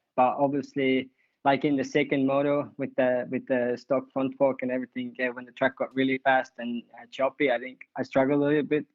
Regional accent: Estonia; I'm from Estonia

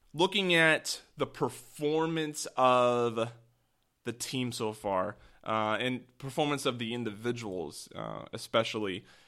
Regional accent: the Northwest, Pacific Northwest, United States; I am from the Northwest

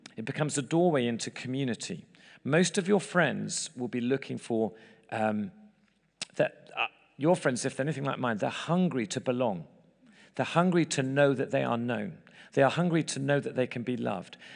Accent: England, United Kingdom; moved away as an adult; now in United States; we're English in America

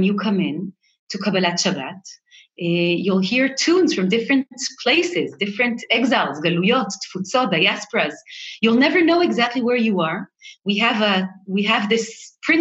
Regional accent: Jerusalem, Jerusalem District, Israel; I was born in the holy city of Yerushalayim

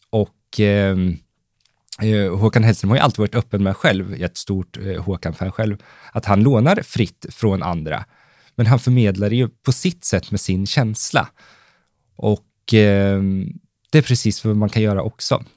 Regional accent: Valdemarsvik, Östergötland, Sweden; jag började skapa lite egengjorda annonser som jag sprang och lappade bilar med hemma i Valdemarsvik

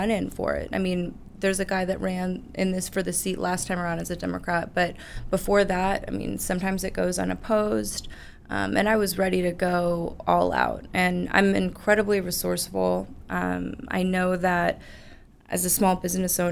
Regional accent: Keller, Texas, United States; I was born and raised in Keller

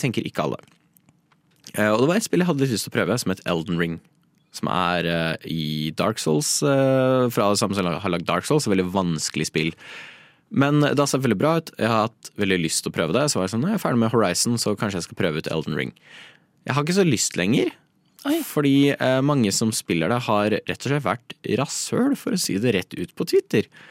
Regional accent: Norway; vi er nordmenn

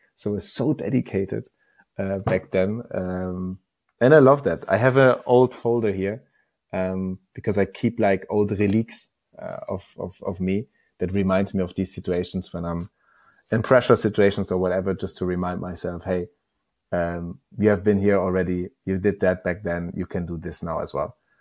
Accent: Northern Germany, Germany; I'm coming from a small, small village in northern Germany

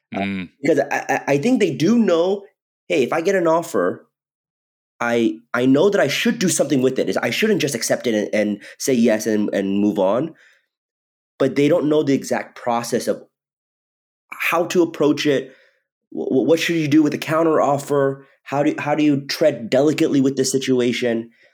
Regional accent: Redlands, California, United States; moved away as an adult; also born or lived in Irvine, California / New York; I grew up in Southern California. I grew up in um, a city called Redlands, California

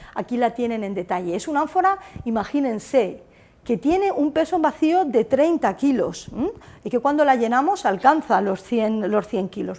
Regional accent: Castilla-La Mancha, Spain; moved away; Yo soy manchega

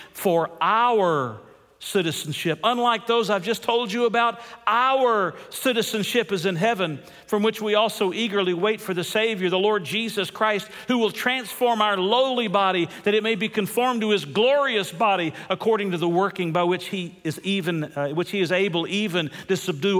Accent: United States; we're American citizens

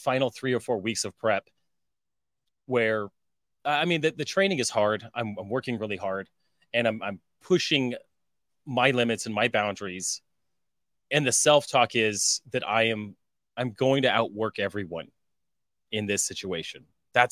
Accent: Colorado, United States; moved away; I was from Colorado.

